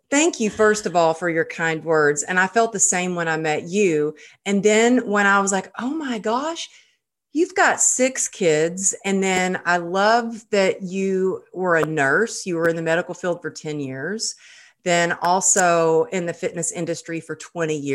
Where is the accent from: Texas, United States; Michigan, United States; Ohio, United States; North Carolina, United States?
Texas, United States; But you know, I grew up in Texas and you know, that's very normal to get married when you're you're a teenager